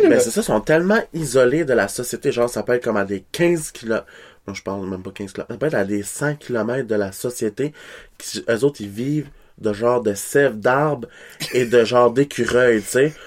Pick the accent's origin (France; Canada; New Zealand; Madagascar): Canada; Kedgewick, New Brunswick; accent: Québécois; moved away; je viens de Kedgewick, là, born and raised.